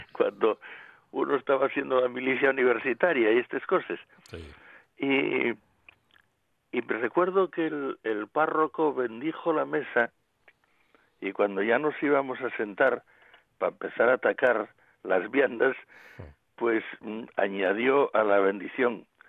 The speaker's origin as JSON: {"language": "Spanish", "region": "Asturias", "country": "Spain", "said": "somos los asturianos"}